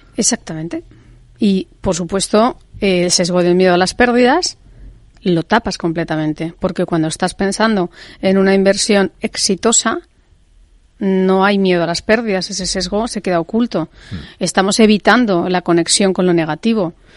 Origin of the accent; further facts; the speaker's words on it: Spain; en España tenemos una cultura más de pesebre